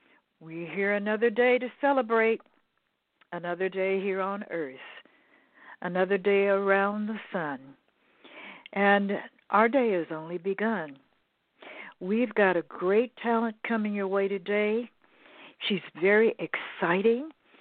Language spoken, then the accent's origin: English; United States; Yeah, I'm pure American. A little bit of this, a little bit of that.